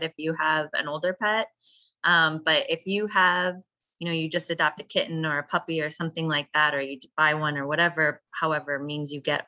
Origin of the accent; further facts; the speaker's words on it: Wisconsin, United States; now in Chicago, United States; Well, I grew up in Wisconsin, so I didn't grow up here.